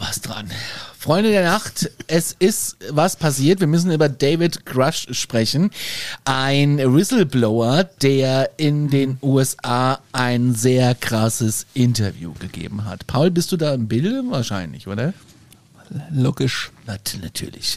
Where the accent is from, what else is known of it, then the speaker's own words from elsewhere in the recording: Germany; bei uns in Deutschland